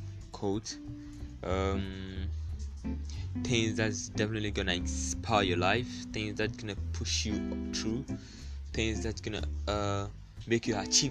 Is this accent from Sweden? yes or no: no; Ghana; I'm from Ghana